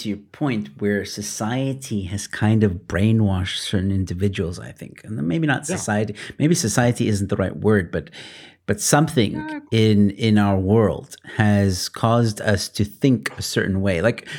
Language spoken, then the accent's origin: English; United States; now in South Africa; I'm American. I was born in America. I might live in South Africa, but I was born in America.